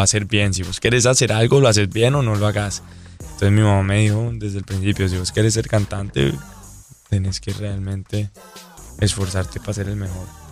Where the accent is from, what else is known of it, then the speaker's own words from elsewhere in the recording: Pembroke Pines, Florida, United States; also born or lived in Medellín, Colombia / Cartagena, Colombia; crecí en Weston. Pues crecí, yo viví en Pembroke Pines y fui al colegio en Weston